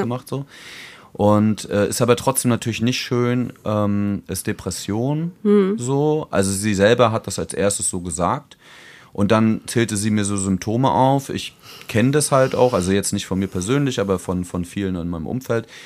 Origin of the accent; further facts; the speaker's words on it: Germany; accent: German; moved away; mein deutscher Akzent